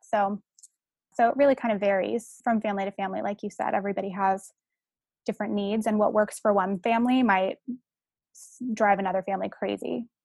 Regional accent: San Francisco, California, United States; I'm from San Francisco

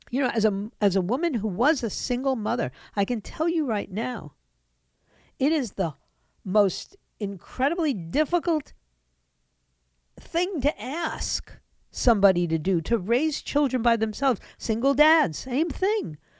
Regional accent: United States; this country, which I grew up

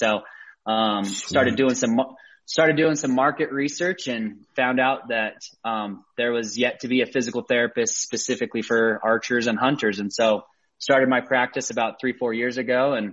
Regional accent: Sandy, Utah, United States; I grew up here in Utah, started hunting from early age.

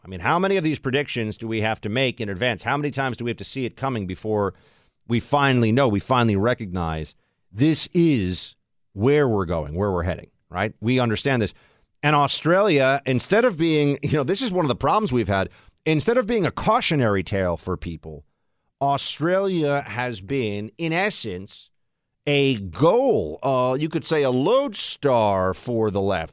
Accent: New York, United States; I grew up here in New York

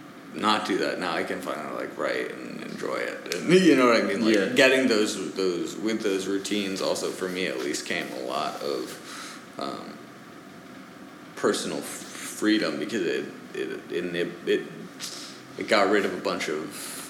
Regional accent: United States; born there; But he grew up in France. I was born in the States.

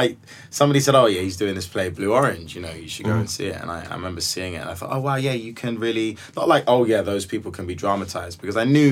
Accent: London, United Kingdom; as a young black man growing up in South London

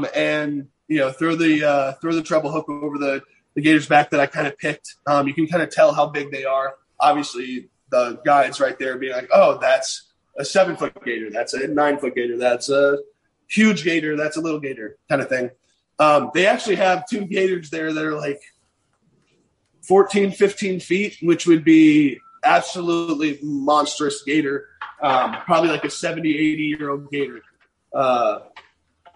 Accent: Virginia, United States; Growing up in Virginia, it's a lot of whitetail hunting

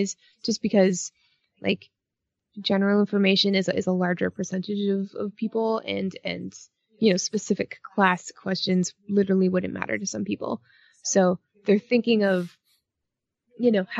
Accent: Canada; I'm Canadian

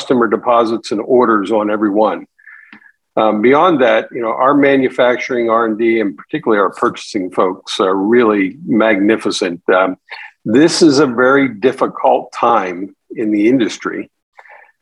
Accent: Western Pennsylvania, United States; growing up in Western PA

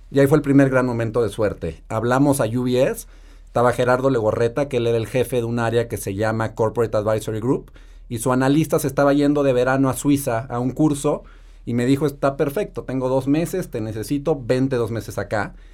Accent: Mexico; Eh, soy mexicano, nací y crecí en México. Tuve la suerte de tener una infancia feliz, con mucho amor, mucho cariño, acceso a una gran educación

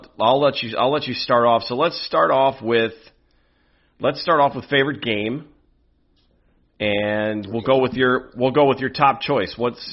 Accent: Wisconsin, United States; also born or lived in Illinois; I didn't get into watching the Packers until a couple of years after I moved out to the Wisconsin locale. And I came from Illinois

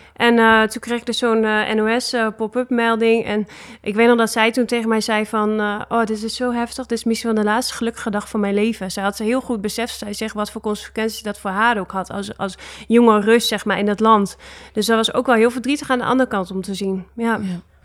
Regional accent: Netherlands; moved away as an adult; also born or lived in Russia / Italy; wij als Nederlanders

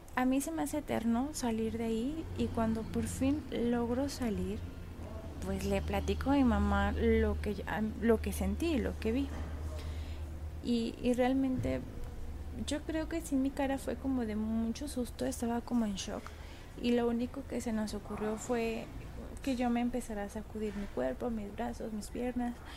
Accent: León, Guanajuato, Mexico; yo soy de León, Guanajuato

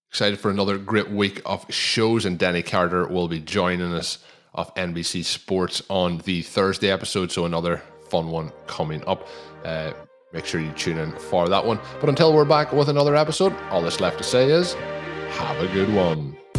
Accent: Ireland; as an Irishman

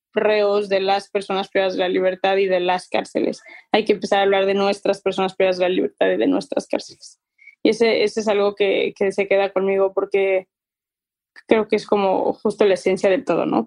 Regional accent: Mexico

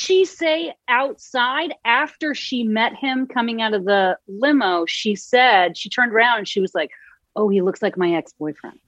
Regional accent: Concord, Massachusetts, United States; I grew up outside of Boston in Concord, Massachusetts

